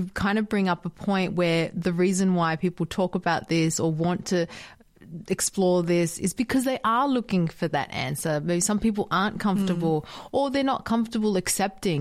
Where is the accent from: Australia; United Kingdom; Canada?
Australia; moved away as an adult; also born or lived in Dubai / United States; I moved away from Australia, ended up in Dubai, met Omar there. We ended up in the States. We're now back in Australia